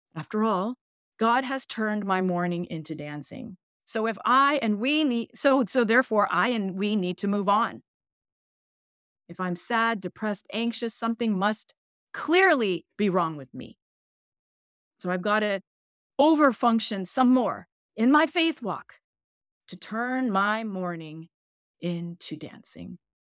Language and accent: English; United States; English is a second language; I was born in the United States. English is my second language